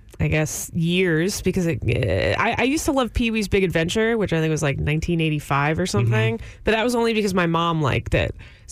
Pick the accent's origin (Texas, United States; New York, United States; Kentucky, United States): Texas, United States; Dickinson; moved away as an adult; now in Austin, United States; I'm from Houston.